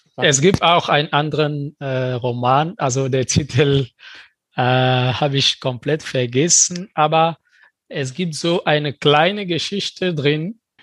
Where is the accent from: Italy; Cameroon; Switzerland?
Cameroon; German is a second language; now in Germany; wenn wir Kameruner hier in Deutschland kommen